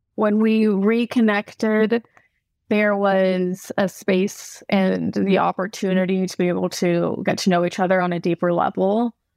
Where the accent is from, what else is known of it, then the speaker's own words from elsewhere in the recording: California, United States; I grew up in California, so I'm kind of a mix between, like, California girl with, like, European background